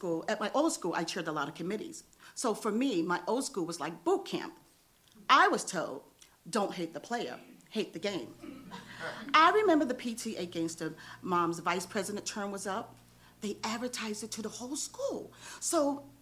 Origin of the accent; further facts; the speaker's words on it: New York, United States; now in Los Angeles, United States; I'm from New York and we don't play